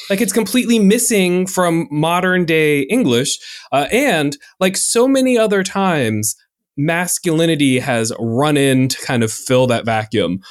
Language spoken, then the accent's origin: English; North Carolina, United States; I am from North Carolina, where y'all is constantly